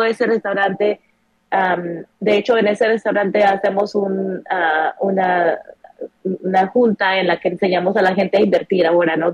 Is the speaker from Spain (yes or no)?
no; Mexico; moved away as an adult; now in United States; crecimos así em, en México